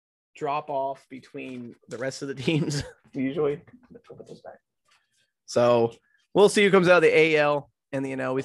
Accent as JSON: {"language": "English", "country": "United States", "said": "I'm an American"}